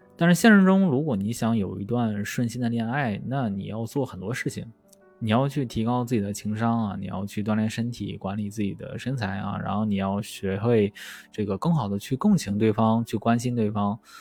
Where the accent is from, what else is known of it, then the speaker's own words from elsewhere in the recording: Shandong, China; 我是一个山东人嘛，所以山东就那个地方就人多啊，人多就大家就卷